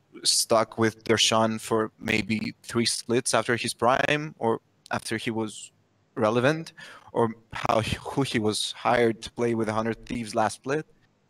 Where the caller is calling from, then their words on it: Greece; I'm calling from Greece.